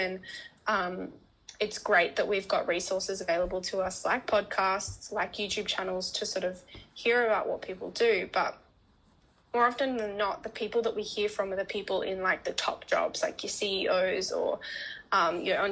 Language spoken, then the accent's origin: English; Canberra, Australian Capital Territory, Australia; moved away as an adult; now in Melbourne, Australia; I'm originally from Canberra, a nice small town known as the capital of Australia.